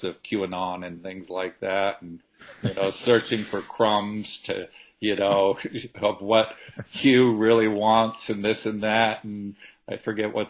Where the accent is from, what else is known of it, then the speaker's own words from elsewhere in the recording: Brunswick, Maine, United States; I was a business owner in Brunswick, my hometown